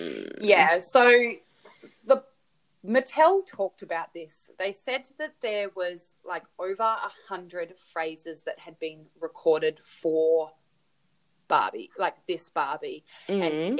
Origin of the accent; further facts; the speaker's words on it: Australia; Australian, and it's kilos, but I think it's like 45 kilos or something like that.